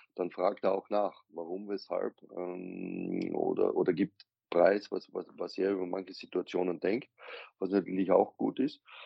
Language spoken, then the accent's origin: German; Austria; ich bin Österreicher